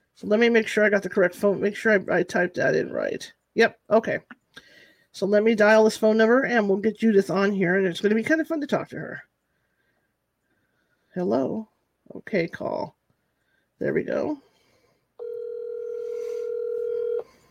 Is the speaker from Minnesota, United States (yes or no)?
no; California, United States; I'm from California